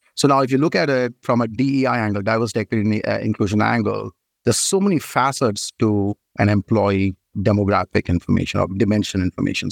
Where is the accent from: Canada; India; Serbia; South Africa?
India; moved away as an adult; now in United States; I moved from India, and I did my bachelor's of engineering in telecommunication in India.